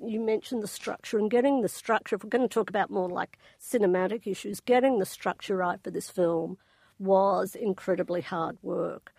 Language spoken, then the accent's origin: English; Australia; I'm Australian